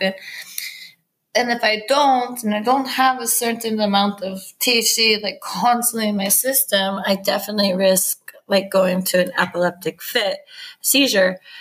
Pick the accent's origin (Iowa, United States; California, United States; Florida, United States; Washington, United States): California, United States; San Diego; moved away as an adult; also born or lived in Garberville, California; now in Safed, Israel; we're from San Diego, California, which borders Mexico